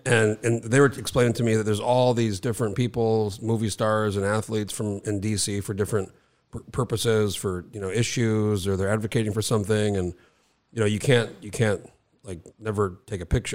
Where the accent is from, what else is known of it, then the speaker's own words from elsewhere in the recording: New Mexico, United States; moved away; also born or lived in Alaska; I grew up in New Mexico